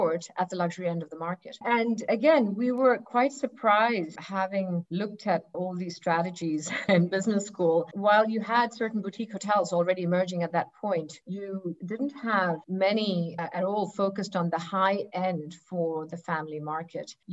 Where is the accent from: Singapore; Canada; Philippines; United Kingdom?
Singapore; moved away; also born or lived in Algarve, Portugal; I'm originally from Singapore